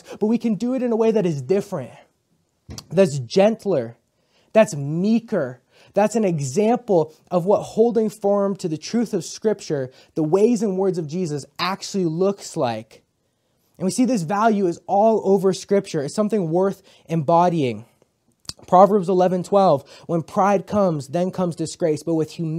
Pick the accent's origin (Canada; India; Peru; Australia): Canada; I grew up in Canada